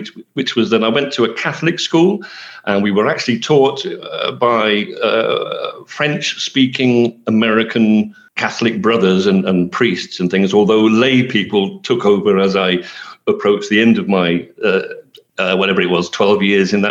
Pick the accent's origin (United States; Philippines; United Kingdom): United Kingdom; St Albans, East of England; first language English; moved away as an adult; also born or lived in London / Colchester; now in Indonesia; I grew up in St Albans in Hertfordshire